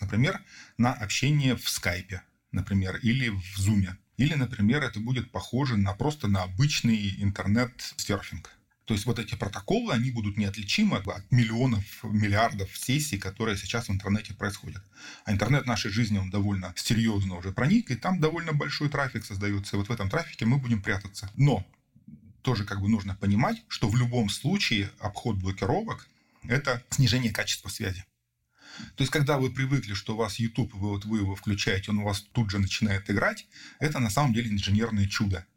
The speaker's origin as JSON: {"language": "Russian", "town": "Rezh", "region": "Sverdlovsk Oblast", "country": "Russia", "tie": "born or raised there", "moved": "yes", "said": "я условно вырос в Реже"}